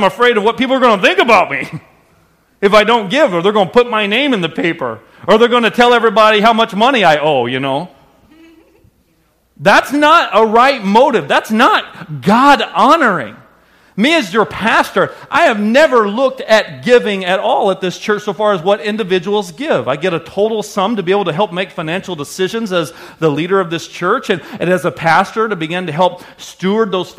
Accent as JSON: {"language": "English", "region": "the South", "country": "United States", "tie": "born or raised there", "moved": "yes", "lives_now": "Wisconsin, United States", "said": "what I grew up understanding in the South"}